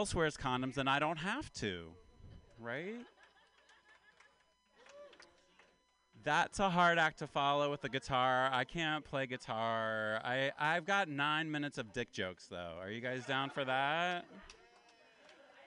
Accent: Appalachia, United States; now in California, United States; Because I'm from Appalachia. I'm kind of from the South. I'm an Appalachian man

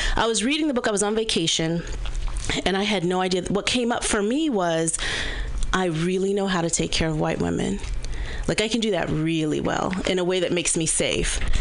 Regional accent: Berkeley, California, United States; a Gen X black woman, um, born and raised in Berkeley, California

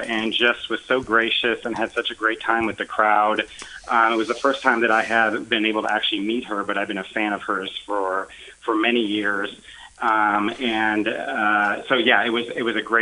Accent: Anchorage, Alaska, United States; moved away as an adult; also born or lived in Houston, Texas; now in Columbus, United States; I'm originally from Anchorage, Alaska

